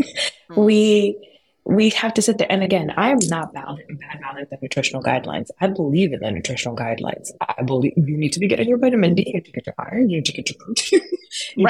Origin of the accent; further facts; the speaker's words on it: United States; I was born in the United States. I was raised in the United States